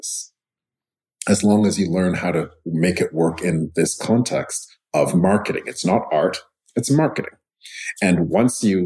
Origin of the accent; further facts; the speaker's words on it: Montreal, Quebec, Canada; I grew up in Montreal